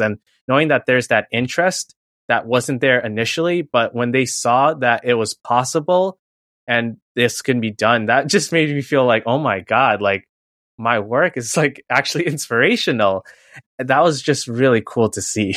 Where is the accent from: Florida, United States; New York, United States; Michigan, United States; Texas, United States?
New York, United States; New York City; I also grew up in New York City, born and raised in Queens